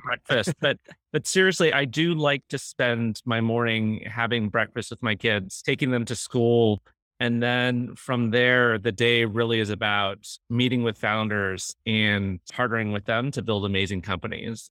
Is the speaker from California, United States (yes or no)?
yes; Cupertino, California, United States; moved away; growing up in the Valley